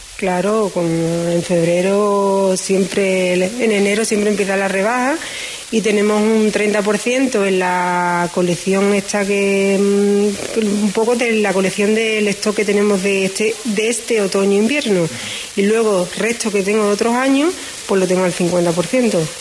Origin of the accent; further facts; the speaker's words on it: La Redondela / Isla Cristina, Andalusia, Spain; yo soy de la Cristina